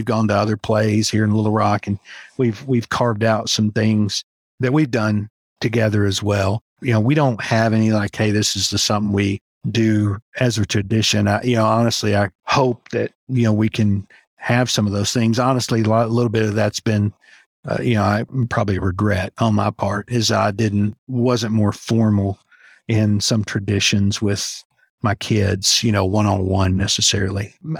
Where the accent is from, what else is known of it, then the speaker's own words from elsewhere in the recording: Alaska, United States; born there; But, you know, I was born in Alaska. My dad was in the Army at the time